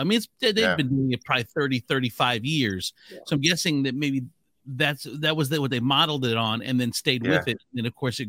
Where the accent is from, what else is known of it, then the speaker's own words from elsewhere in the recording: Southern California, United States; now in Northwest Ohio, United States; being a Southern California native